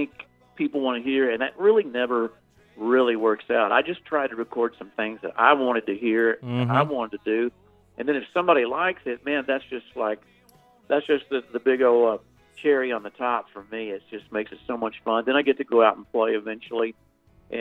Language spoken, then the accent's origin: English; Texas, United States; I'm from Texas, and I have a really popular station down there in Austin, Texas